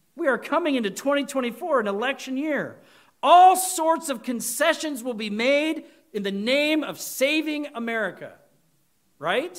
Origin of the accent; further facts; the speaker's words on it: United States; We as American Christians